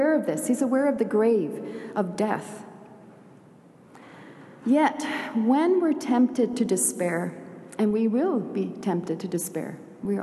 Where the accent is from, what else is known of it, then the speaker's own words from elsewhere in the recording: Sweden; moved away; also born or lived in Canada; I'm a proud Swede. I have dual citizenship, Swedish and Canadian. Anyway, I was born in Sweden